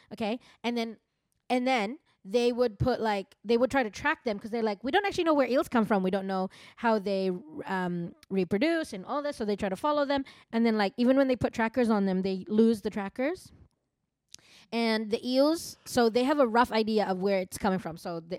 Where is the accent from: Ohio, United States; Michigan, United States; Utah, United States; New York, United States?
New York, United States; All I'm going to say is, I'm from New York.